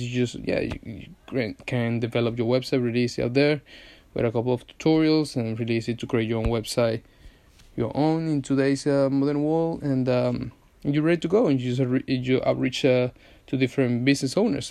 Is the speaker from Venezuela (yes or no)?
yes; Venezuela; now in London, United Kingdom; I'm from Venezuela. Hence the accent.